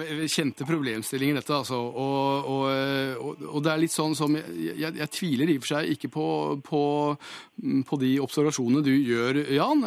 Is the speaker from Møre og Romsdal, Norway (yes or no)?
no; Hamar, Innlandet, Norway; jeg er fra Hamar